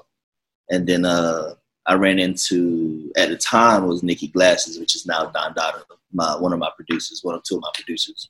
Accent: Jacksonville, Florida, United States; now in Los Angeles, United States; I come from Jacksonville, Florida, Duval County.

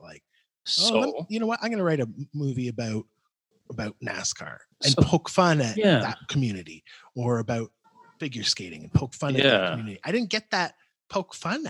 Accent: Canada; as a Canadian. I liked the part where he hates on the Americans.

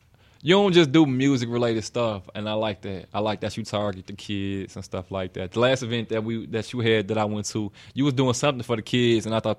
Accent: Chicago, Illinois, United States; Yeah, I'm from here. Everybody think I'm from the South, though.

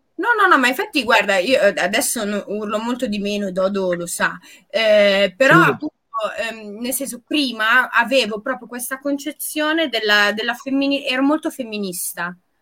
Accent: Apulia, Italy; also born or lived in London; io pugliese

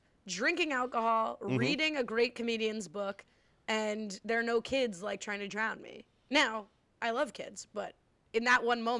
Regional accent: Midwest, United States; accent: Midwestern; Ailey, that's my Midwestern accent.

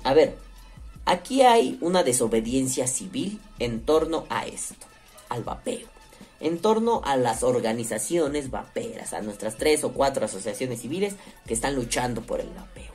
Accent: Mexico City, Mexico; Soy de la Ciudad de México me gusta mucho recorrer el centro de la Ciudad de México

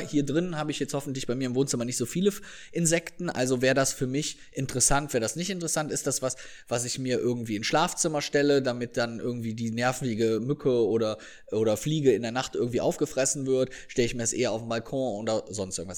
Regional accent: Viersen, North Rhine-Westphalia, Germany; die Polizei meiner Heimatstadt

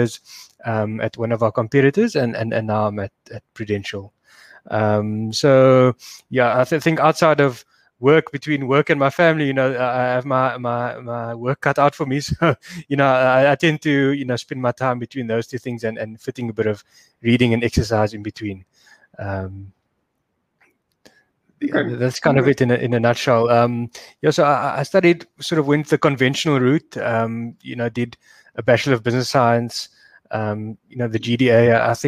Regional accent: Cape Town, Western Cape, South Africa; I did grow up in Cape Town, I schooled here and went to university here

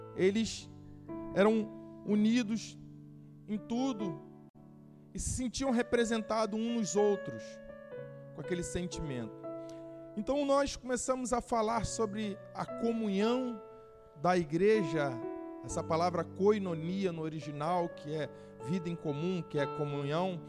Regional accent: Brazil; como brasileiro

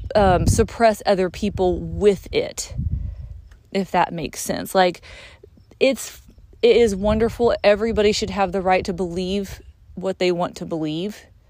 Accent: United States

